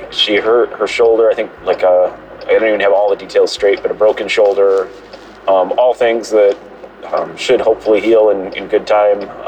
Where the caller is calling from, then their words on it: Florida, United States; Good morning, Dabsy family. … from Florida